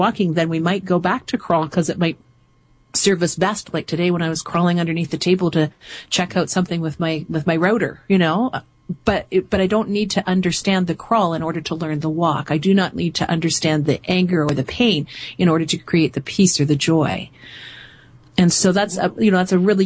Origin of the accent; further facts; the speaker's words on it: Canada; I'm from Canada